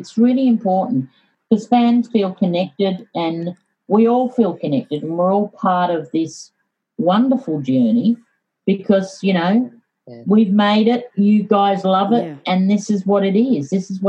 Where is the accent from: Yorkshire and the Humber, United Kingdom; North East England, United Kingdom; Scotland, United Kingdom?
Yorkshire and the Humber, United Kingdom; born there; I was born in Yorkshire.